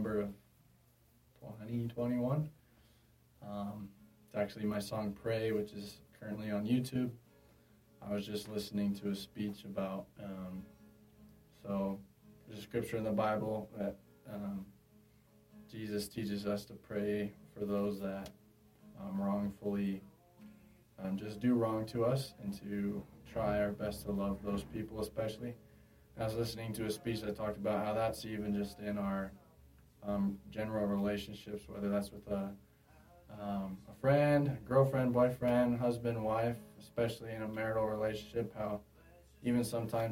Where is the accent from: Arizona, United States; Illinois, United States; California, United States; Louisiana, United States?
Arizona, United States; Peoria; I'm from Phoenix, Arizona, specifically the Peoria area, about 20 minutes northwest of Phoenix